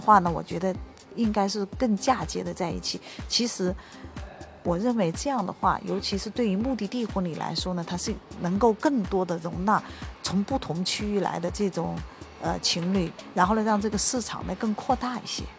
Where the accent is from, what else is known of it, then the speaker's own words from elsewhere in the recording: China; 我们中国人